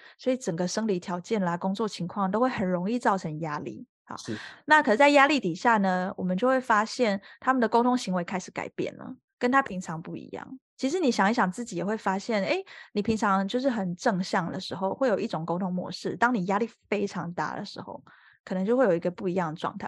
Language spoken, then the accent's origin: Chinese; Taiwan; now in France; 我自己就是台湾人出生嘛